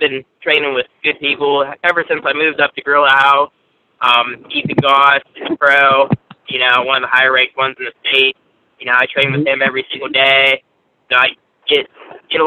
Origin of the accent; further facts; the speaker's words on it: Pittsburgh, Pennsylvania, United States; also born or lived in Altoona; I'm actually from Pittsburgh